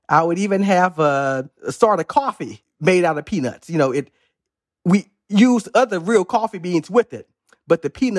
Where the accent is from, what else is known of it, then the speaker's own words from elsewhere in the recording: Missouri, United States; When I was a little boy growing up in Southwest Missouri, I tried to explore my imagination.